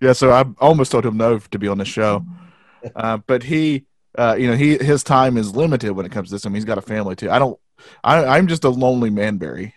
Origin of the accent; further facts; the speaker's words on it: the South, United States; we're from the South, and this is how we sound